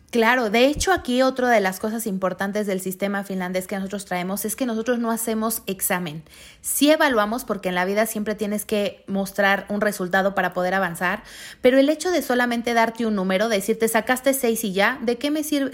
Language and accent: Spanish; Mexico; Como mexicanos nos, nos merecemos vivir con esa calidad de vida